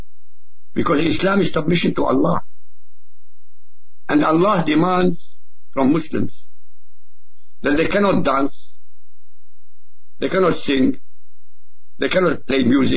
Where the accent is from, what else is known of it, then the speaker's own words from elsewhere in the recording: Baghdad, Baghdad Governorate, Iraq; first language Arabic; English is a second language; moved away; also born or lived in Europe; Of course, I was born in Iraq. I was born in Baghdad, in fact, in the capital.